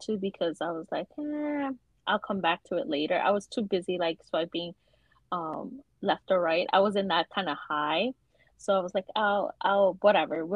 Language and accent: English; New York, United States; I'm from New York.